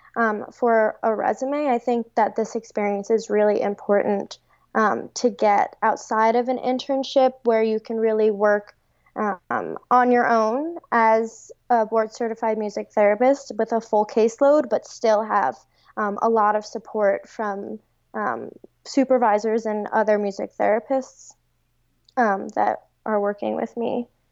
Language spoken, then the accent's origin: English; Long Island, New York, United States; moved away as an adult; now in Cincinnati, United States; I'm from Long Island, and I moved to Cincinnati for this fellowship